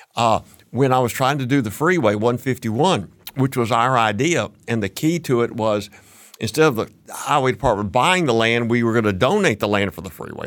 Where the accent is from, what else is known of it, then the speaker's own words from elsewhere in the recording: Fort Worth, Texas, United States; moved away as an adult; now in San Antonio, United States; I moved to San Antonio in nineteen sixty-nine, and I grew up in Fort Worth.